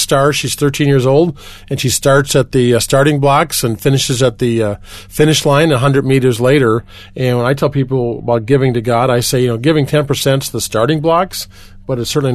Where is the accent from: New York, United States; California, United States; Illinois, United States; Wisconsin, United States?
Wisconsin, United States; Milwaukee; now in Colorado Springs, United States; I grew up near Chicago, by one of the Great Lakes, Lake Michigan, in a city called Milwaukee, Wisconsin